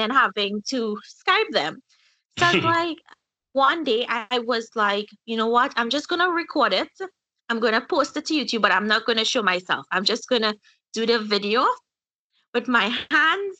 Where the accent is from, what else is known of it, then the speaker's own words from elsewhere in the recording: Trinidad & Tobago; moved away as an adult; now in Florida, United States; I'm originally from Trinidad, central Trinidad. Yeah, I grew up there.